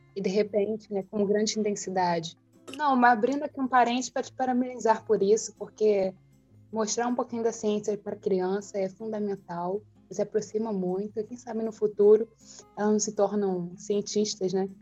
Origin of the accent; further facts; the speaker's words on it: Rio de Janeiro, Brazil; nós três somos aqui do Rio